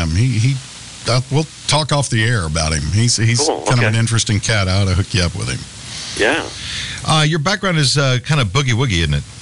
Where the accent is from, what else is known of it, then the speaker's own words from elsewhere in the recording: San Antonio, Texas, United States; I grew up in uh, San Antonio.